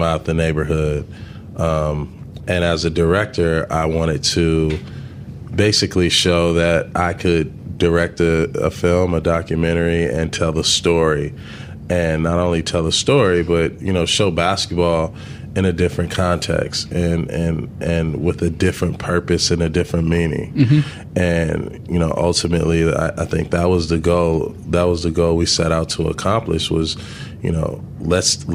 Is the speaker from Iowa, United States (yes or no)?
no; Los Angeles, California, United States; growing up in South Central